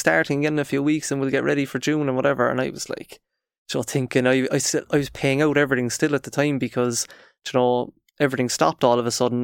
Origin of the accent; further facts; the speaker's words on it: Cork, Munster, Ireland; we're from Cork